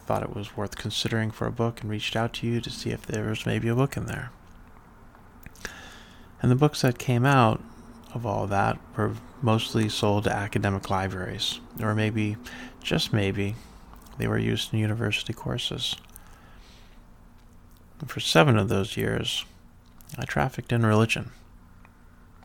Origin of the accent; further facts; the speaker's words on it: rural North Texas, United States; growing up breathing the air of evangelical rural North Texas.